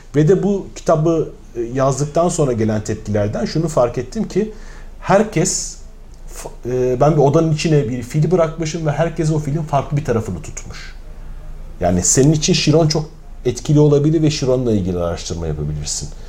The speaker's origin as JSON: {"language": "Turkish", "region": "Mersin", "country": "Turkey", "said": "Mersinliyim ben"}